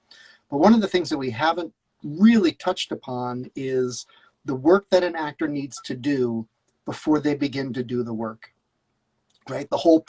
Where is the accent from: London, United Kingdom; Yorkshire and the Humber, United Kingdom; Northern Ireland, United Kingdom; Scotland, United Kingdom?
Scotland, United Kingdom; accent: Scottish; and then I would have to counter with my brilliant Scottish accent.